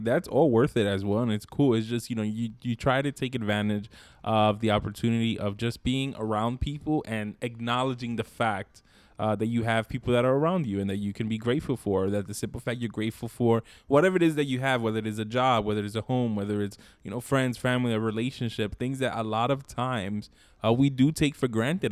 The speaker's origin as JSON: {"language": "English", "town": "New York City", "region": "New York", "country": "United States", "tie": "born or raised there", "said": "I grew up in East New York, Brooklyn"}